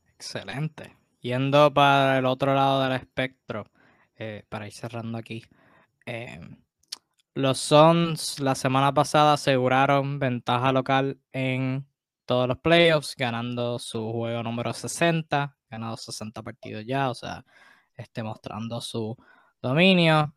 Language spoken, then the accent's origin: Spanish; Puerto Rico; como puertorriqueño, como latino